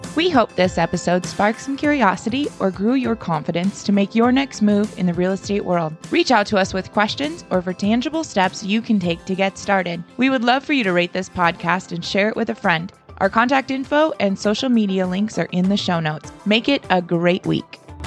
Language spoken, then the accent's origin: English; Spearfish, South Dakota, United States; now in Rapid City, United States; I grew up in Spearfish